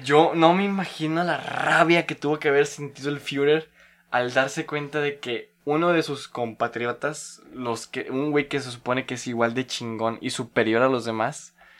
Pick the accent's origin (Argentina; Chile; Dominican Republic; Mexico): Mexico; Tampico, Tamaulipas; mi tierra natal de Tampico